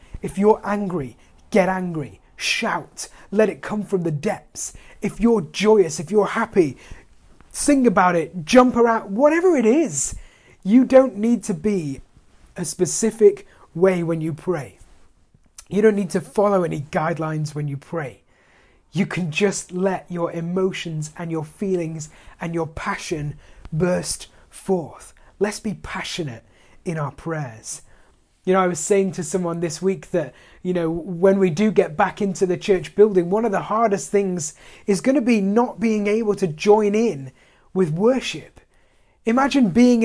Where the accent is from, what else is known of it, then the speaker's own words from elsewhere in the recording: United Kingdom; as British people, you know, we have this ridiculous reserve